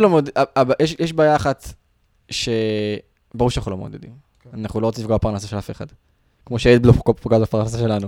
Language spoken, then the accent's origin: Hebrew; Israel; בתור ישראלים